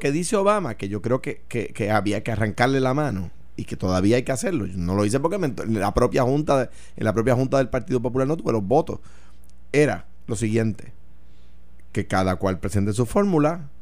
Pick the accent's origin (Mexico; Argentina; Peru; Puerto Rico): Puerto Rico